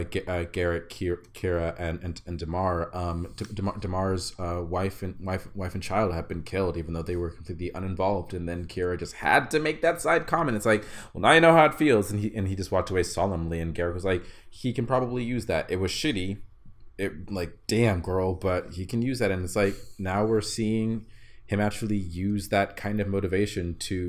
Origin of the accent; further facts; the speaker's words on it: San Antonio, Texas, United States; born there; And I'm from San Antonio. or at least I was born there.